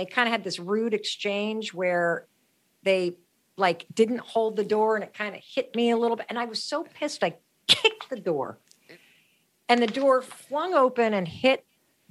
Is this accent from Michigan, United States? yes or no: yes; Western Michigan, United States; I grew up in Western Michigan